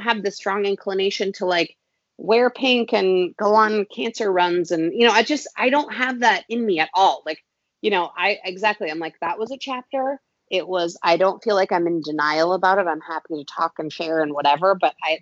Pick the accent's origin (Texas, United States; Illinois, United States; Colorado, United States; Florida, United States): Colorado, United States; Boulder; growing up in Boulder, Colorado